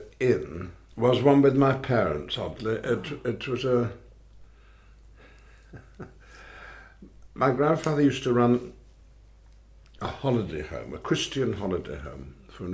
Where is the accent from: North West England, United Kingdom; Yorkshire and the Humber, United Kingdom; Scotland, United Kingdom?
North West England, United Kingdom; Bolton; also born or lived in Wigan; when we moved to Bolton, quite close to Wigan and Manchester